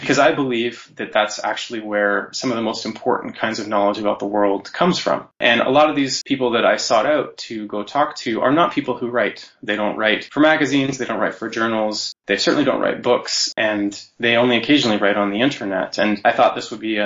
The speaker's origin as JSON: {"language": "English", "town": "Anchorage", "region": "Alaska", "country": "United States", "also_born_or_lived": "Santa Cruz, California", "moved": "yes", "lives_now": "Ottawa, Canada", "said": "I am from Alaska, Anchorage, Alaska, originally, on traditional Dena'ina territory, and I currently live in Ottawa"}